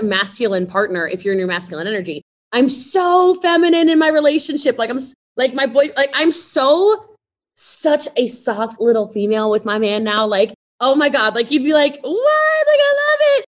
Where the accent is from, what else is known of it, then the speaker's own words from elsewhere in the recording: Middletown, Maryland, United States; moved away; I'm from Maryland originally, so I'm from um, I'm from Frederick County. I'm from Middletown, so way out in the country